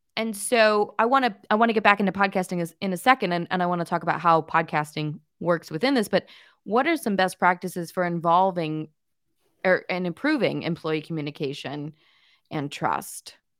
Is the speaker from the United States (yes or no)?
yes; Pasadena, California, United States; I'm from Pasadena